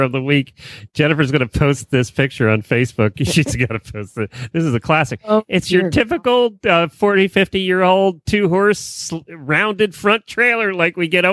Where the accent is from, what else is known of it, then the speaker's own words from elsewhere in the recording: Ocala, Florida, United States; This is Ocala, my hometown